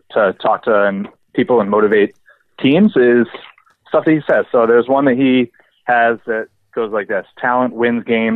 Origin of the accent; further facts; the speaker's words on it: Rhode Island, United States; I grew up in Rhode Island